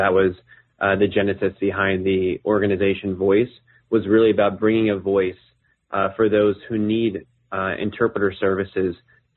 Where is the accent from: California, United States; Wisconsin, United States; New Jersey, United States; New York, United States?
New Jersey, United States; moved away as an adult; also born or lived in Chapel Hill, North Carolina / Montreal, Canada; born and raised in New Jersey, grew up there.